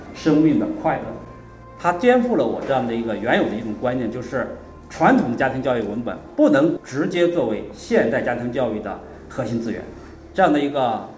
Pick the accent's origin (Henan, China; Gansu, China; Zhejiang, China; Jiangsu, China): Jiangsu, China; 我是江苏人